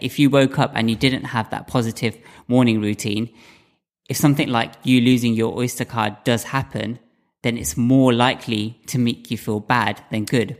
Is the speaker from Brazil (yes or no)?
no; United Kingdom; I'm a British-born Indian